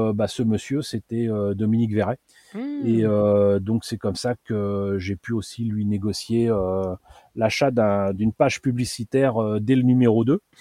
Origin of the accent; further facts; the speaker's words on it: Paris, Île-de-France, France; à côté de chez moi à Paris, il y avait les, les puces de Montreuil